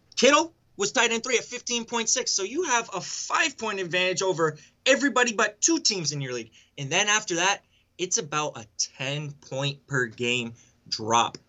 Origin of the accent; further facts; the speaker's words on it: New England, United States; born and raised in New England